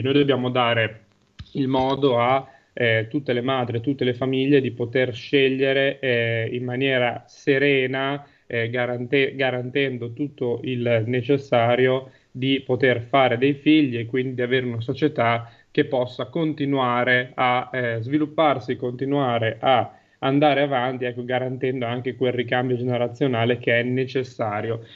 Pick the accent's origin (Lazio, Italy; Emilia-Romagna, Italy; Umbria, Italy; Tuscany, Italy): Emilia-Romagna, Italy; Guiglia